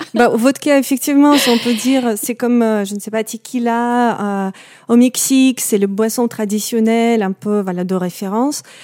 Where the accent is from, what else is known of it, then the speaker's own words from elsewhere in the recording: Russian Lapland, Murmansk Oblast, Russia; French is a second language; moved away; je viens du nord de Russie, de nord-ouest. C'est la zone arctique, donc c'est l'endroit au-dessus de la cercle polaire, c'est la Laponie russe